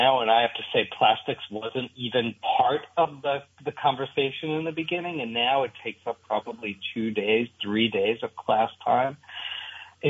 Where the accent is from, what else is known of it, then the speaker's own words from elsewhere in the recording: New York City, New York, United States; I grew up in New York City